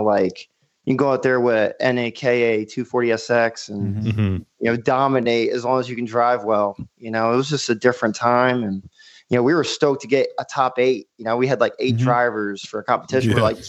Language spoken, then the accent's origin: English; Myrtle Beach, South Carolina, United States; Okay. So, yeah, I'm from Myrtle Beach, South Carolina.